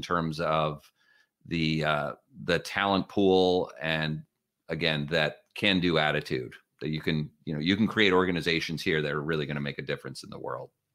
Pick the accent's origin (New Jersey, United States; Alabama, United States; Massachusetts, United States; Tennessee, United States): New Jersey, United States; northern; moved away as an adult; now in Palo Alto, United States; having grown up in northern New Jersey